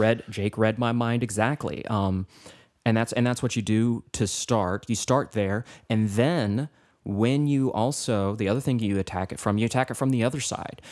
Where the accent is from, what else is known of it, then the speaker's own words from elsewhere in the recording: Cookeville, Tennessee, United States; I was from Cookville, which is an hour away